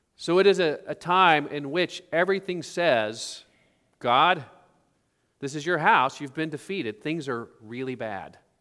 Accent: Oklahoma, United States; when I grew up in Oklahoma

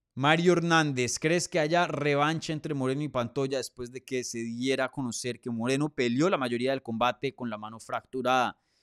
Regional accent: Colombia; now in Miami, United States; yo nací en Colombia, me crié en Colombia.

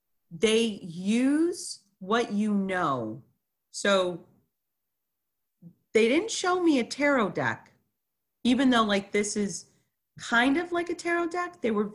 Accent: Chicago, Illinois, United States; born there; also born or lived in Montreal, California, United States / Dallas, United States / Ohio, United States; So I was born in Chicago, Illinois, July 21st, 1969

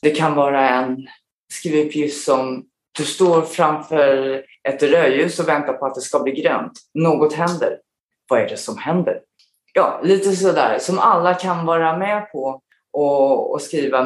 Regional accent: Stockholm, Stockholm County, Sweden; moved away as an adult; also born or lived in South Korea / Falun / Australia; now in Abu Dhabi, United Arab Emirates; sen flyttade vi tillbaka till Stockholm igen där jag då började i skolan och sen bodde vi där fram till jag flyttade hemifrån

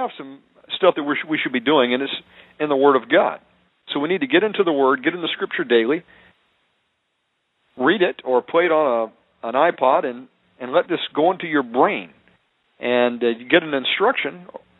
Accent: United States; moved away as an adult; also born or lived in Cartagena, Colombia; I'm an American living in a foreign country where all they do is they speak Spanish around me

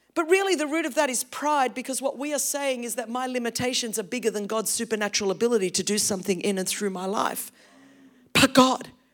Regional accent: Australia; English is a second language; we grew up as Greek in a very, very Australian culture

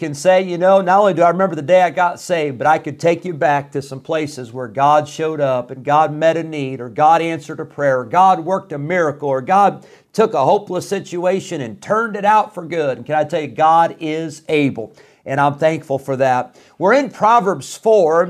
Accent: Rockford, Illinois, United States; also born or lived in Geneseo, Illinois; My family, we moved from Rockford, Illinois when I was 16. So this was 1995.

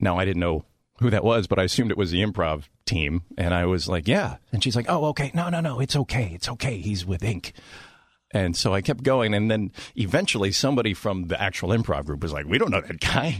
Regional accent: Washington, Maryland, United States; moved away; I was born in Washington, D C

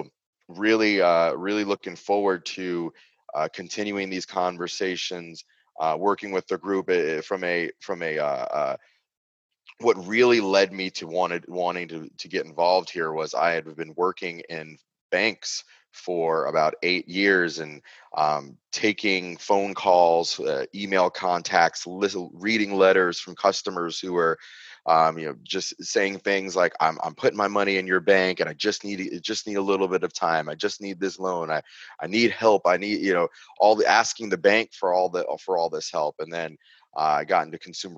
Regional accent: Long Island, New York, United States; I grew up on Long Island, New York

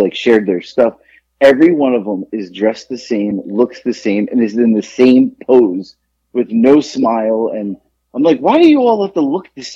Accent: Florida, United States; moved away; I grew up down in Florida

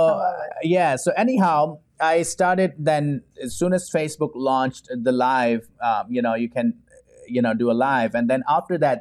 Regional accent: Pakistan; English is a second language; now in Houston, United States; growing up in Pakistan

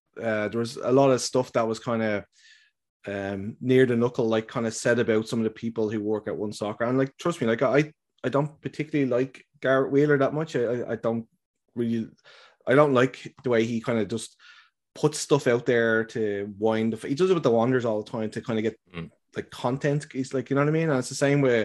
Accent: Ireland

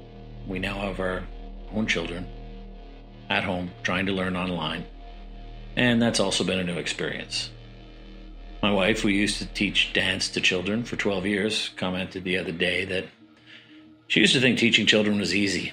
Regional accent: Ottawa, Ontario, Canada; now in Doha, Qatar; I'm originally from Ottawa, Canada.

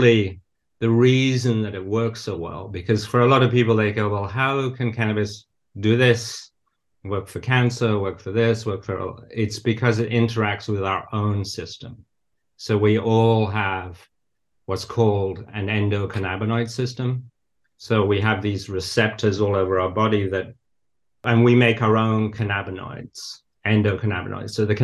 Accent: the north of England, United Kingdom; moved away as an adult; now in United States; But I did grow up in nature. So I was always surrounded by nature, really. So I grew up in the north of England.

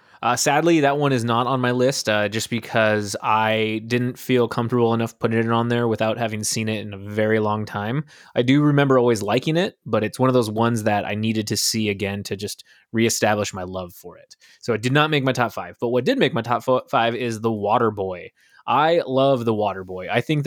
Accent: Burlington, Ontario, Canada; There is a cinema back in near my hometown in Burlington, and it is when that cinema opened up in the mall

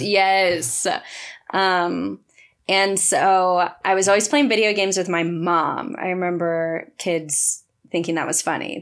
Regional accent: Stockton, California, United States; now in Los Angeles, United States; growing up in Stockton

